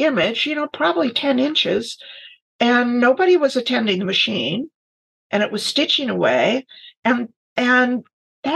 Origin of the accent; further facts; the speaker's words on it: Finger Lakes, New York, United States; also born or lived in Michigan / East Lansing, Michigan; now in Minneapolis, United States; who wound up in Minneapolis about 20 years ago after living 40 years in Michigan and growing up in the Finger Lakes of New York